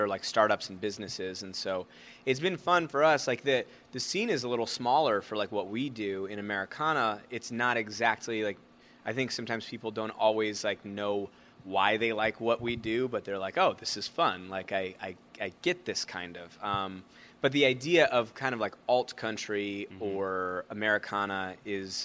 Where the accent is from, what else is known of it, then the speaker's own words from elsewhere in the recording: Chicago, Illinois, United States; now in Milwaukee, United States; I was from Chicago